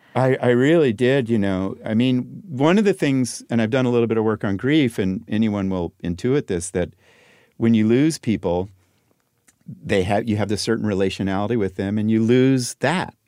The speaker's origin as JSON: {"language": "English", "town": "Los Angeles", "region": "California", "country": "United States", "tie": "born or raised there", "said": "when I was growing up in Laurel Canyon"}